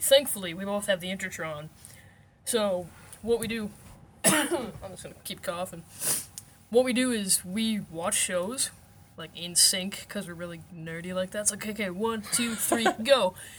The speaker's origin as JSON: {"language": "English", "country": "Canada", "said": "I am Canadian."}